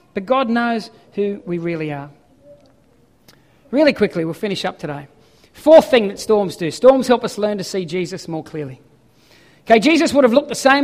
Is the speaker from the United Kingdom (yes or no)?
no; Ballina, New South Wales, Australia; moved away; I come from Ballina. Yes, I surfed as a kid